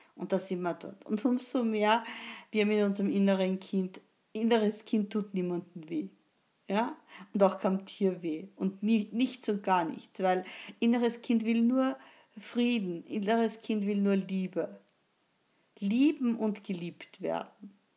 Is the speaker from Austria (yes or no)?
yes; Austria; wie man sagt bei uns in Österreich